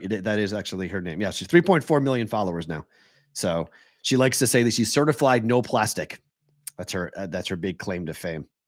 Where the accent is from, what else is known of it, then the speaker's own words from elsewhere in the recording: Massachusetts, United States; moved away; I'm from Massachusetts